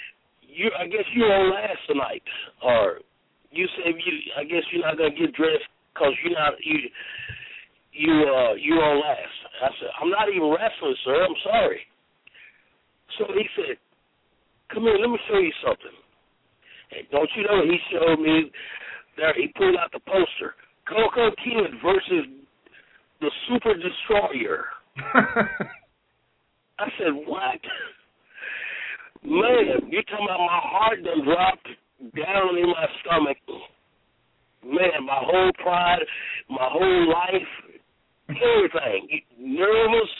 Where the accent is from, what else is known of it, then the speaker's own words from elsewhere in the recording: Union City, Tennessee, United States; Union City, Tennessee, my hometown